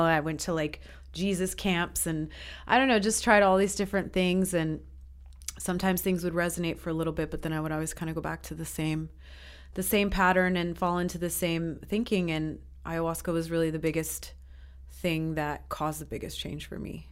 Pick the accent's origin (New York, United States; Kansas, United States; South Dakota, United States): New York, United States; moved away as an adult; also born or lived in Peru; now in Estonia; I'm from the States. Um, I grew up in New York mostly, but I've lived in five countries, including Estonia